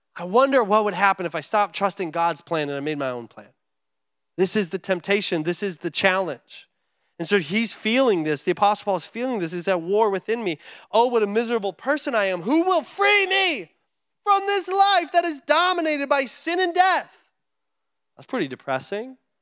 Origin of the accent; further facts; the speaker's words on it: United States; as an American living in America